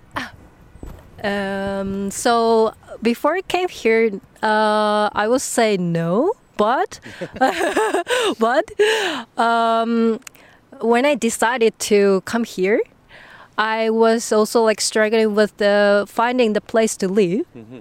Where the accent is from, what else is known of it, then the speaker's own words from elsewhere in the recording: Nagasaki, Japan; English is a second language; moved away as an adult; now in The Hague, Netherlands; I came from Nagasaki in Japan.